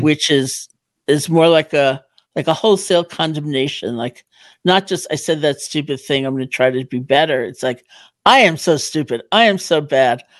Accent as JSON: {"language": "English", "town": "New York City", "region": "New York", "country": "United States", "also_born_or_lived": "Barre, Massachusetts", "said": "I'm from New York originally"}